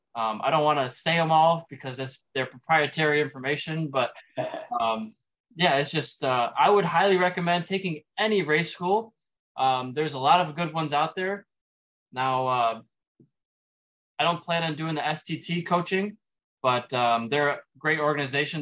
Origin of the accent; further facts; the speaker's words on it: Dearborn Heights, Michigan, United States; also born or lived in Roseville, Michigan / Pontiac, Michigan; now in Sterling Heights, United States; I grew up in Dearborn Heights, so about 45 minutes away.